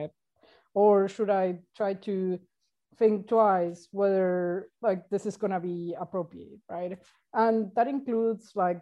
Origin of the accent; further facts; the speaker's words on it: Argentina; now in Uruguay; I'm originally from Argentina, but I'm currently living in Uruguay